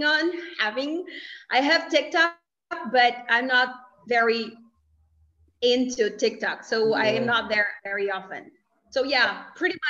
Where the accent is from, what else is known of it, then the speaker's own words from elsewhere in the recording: Campina Grande, Paraíba, Brazil; English is a second language; I am from Campina Grande, Paraíba